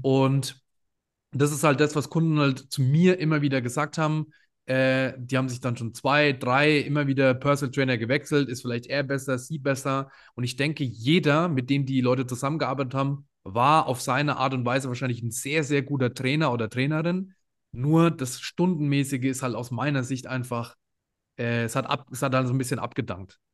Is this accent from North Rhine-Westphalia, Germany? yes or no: no; Würzburg, Bavaria, Germany; ich komme aus Würzburg